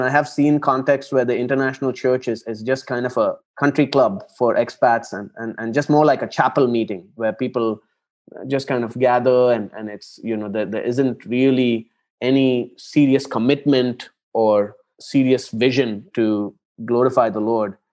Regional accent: Chennai, Tamil Nadu, India; moved away as an adult; now in Abu Dhabi, United Arab Emirates; I am originally from Chennai in South India. It's a big city uh, there. And I grew up in Chennai

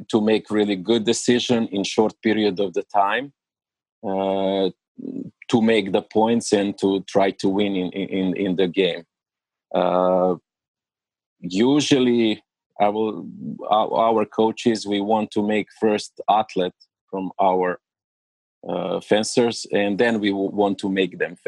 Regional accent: Belgrade, Serbia; English is a second language; moved away as an adult; now in United States; I am original from Serbia

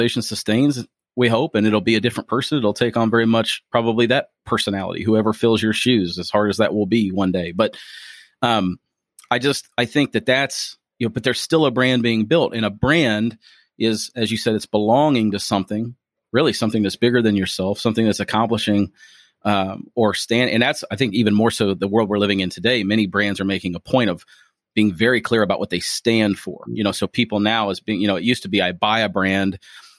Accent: Springfield, Ohio, United States; moved away as an adult; now in Louisville, United States; my hometown. You can take the boy out of Ohio, but you can't take the Ohio out of the boy

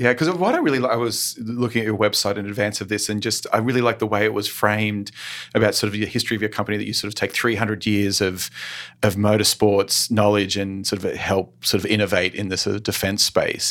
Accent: Australia; now in United States; growing up in Australia

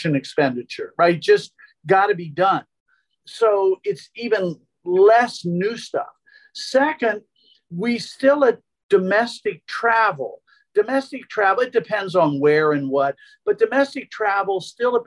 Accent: Philadelphia, Pennsylvania, United States; I'm from Philadelphia

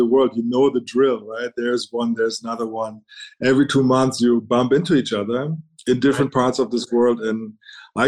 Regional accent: Berlin, Germany; moved away as an adult; also born or lived in United Kingdom / China; I was born and raised in Berlin, East Berlin for that matter

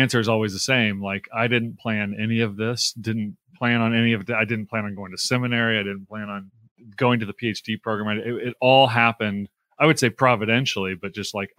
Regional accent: Tulsa, Oklahoma, United States; now in Holland, MI, United States; I grew up in Tulsa, Oklahoma

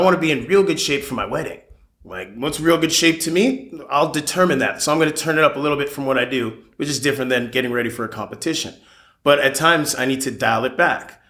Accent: Palos Verdes Estates, California, United States; also born or lived in Florida; Born and raised in the South Bay, specifically Palos Verdes Estates

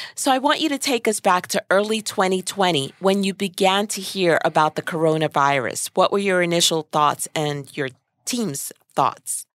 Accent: New York City, New York, United States; We're Brooklyn folks

